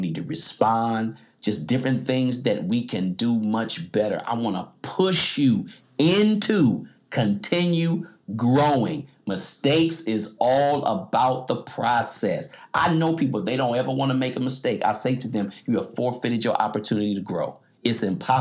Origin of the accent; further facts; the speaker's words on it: United States; I'm an American.